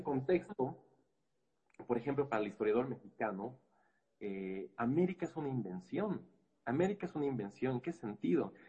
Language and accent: Spanish; Bolivia; nuestra historia como eh, boliviana